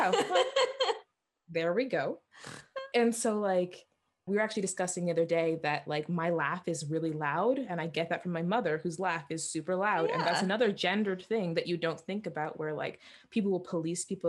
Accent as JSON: {"language": "English", "country": "Jamaica", "said": "I'm Jamaican."}